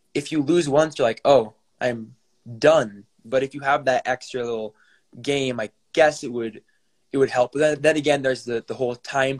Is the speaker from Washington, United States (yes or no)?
yes; Spokane, Washington, United States; I am 17, and I'm from Spokane, Washington